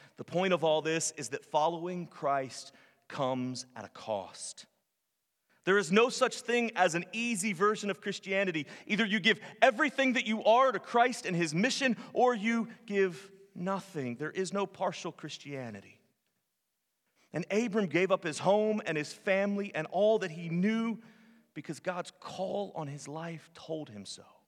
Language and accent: English; Virginia, United States; moved away as an adult; also born or lived in North Carolina / Arizona / California / Florida; now in Tennessee, United States; I'm from Virginia. I spent the first twenty-six years of my life in, in Virginia